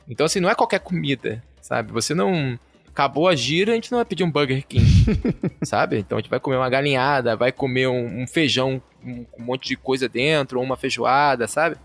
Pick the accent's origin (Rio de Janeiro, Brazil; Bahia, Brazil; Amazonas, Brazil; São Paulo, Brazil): Rio de Janeiro, Brazil; eu sou né, carioca